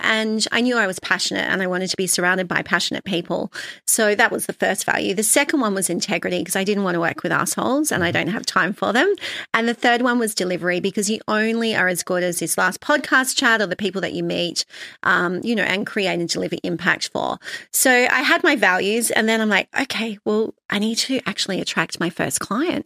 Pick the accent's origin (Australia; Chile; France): Australia; Sydney, New South Wales; also born or lived in London; I had a normal childhood growing up in Sydney on the North Shore